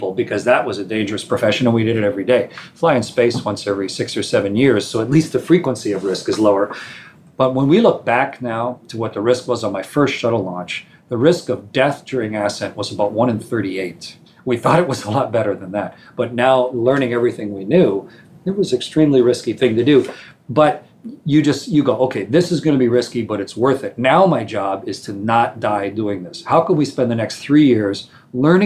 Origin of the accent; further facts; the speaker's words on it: Canada; I'm a Canadian